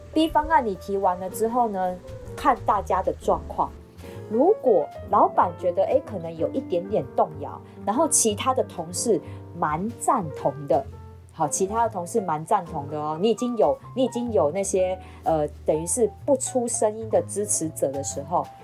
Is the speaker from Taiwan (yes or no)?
yes; Taiwan; 我们台湾人都这样